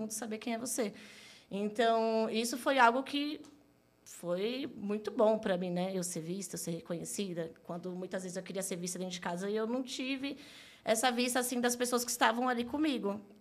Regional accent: Santo André, São Paulo, Brazil; Sou natural de Santo André, nascida e criada

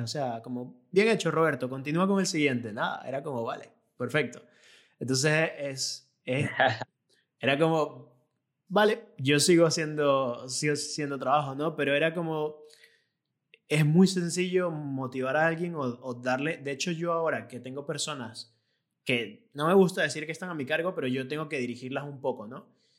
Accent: Venezuela; moved away as an adult; yo me vine de Venezuela donde tenía mi propio negocio y llegué aquí

